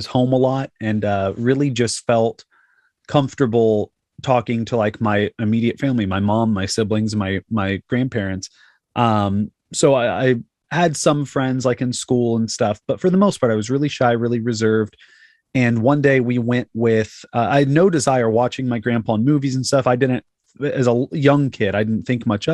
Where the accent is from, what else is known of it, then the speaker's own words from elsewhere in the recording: Fort Worth, Texas, United States; also born or lived in Arlington, Texas; I was born in Arlington, and then it was me, my mom, my brother, my sister, and my grandpa, who is Barry Corbin, the actor. And we all lived with him in this house in Fort Worth